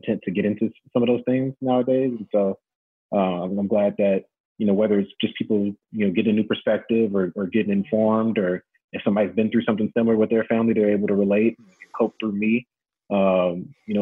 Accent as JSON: {"language": "English", "town": "Ferguson", "region": "Missouri", "country": "United States", "moved": "as an adult", "lives_now": "Las Vegas, United States", "said": "I'm from Ferguson, Missouri."}